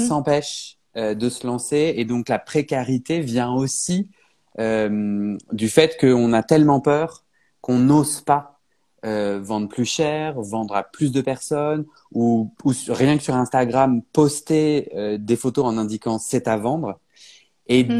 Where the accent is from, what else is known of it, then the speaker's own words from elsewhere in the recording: Paris, Île-de-France, France; je suis parisien